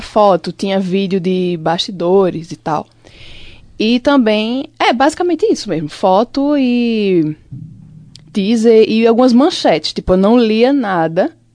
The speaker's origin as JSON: {"language": "Portuguese", "town": "Limoeiro", "region": "Pernambuco", "country": "Brazil", "tie": "born or raised there", "moved": "yes", "lives_now": "Caruaru, Brazil", "said": "eu lembro muito das coisas de Limoeiro que é a minha cidade natal"}